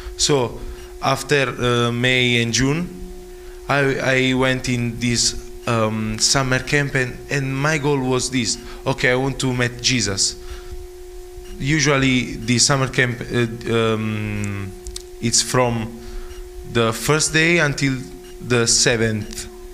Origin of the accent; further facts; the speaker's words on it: Naples, Campania, Italy; English is a second language; moved away; I came from Naples in Italy, the south of Italy, and I'm a student of IBTI College